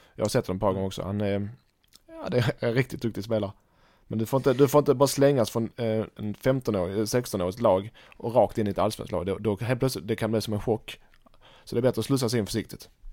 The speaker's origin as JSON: {"language": "Swedish", "country": "Sweden", "said": "Som svensk"}